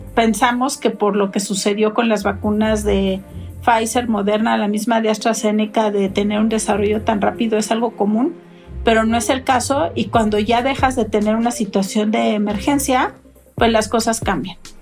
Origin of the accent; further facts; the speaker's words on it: Mexico; en mi país